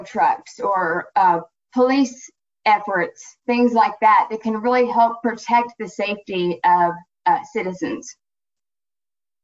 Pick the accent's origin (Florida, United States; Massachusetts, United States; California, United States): Florida, United States; my home state, Florida